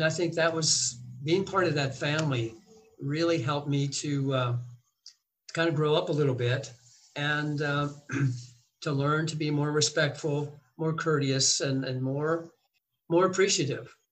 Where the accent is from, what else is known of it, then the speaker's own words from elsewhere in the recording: United States; we're from the United States